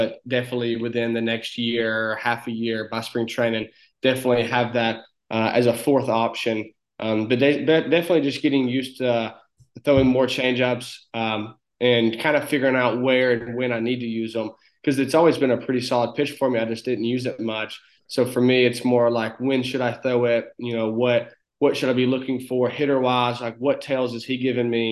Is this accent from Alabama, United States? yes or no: yes; Northeast Alabama, United States; accent: very thick country accent; I'm a kid from a small town in Northeast Alabama of about 1,000 people. So a very small town. We have one red light.